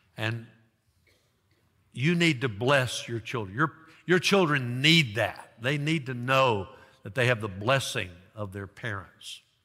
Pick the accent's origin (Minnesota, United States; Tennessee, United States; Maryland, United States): Tennessee, United States; Dyersburg; my hometown high school, Dyersburg High School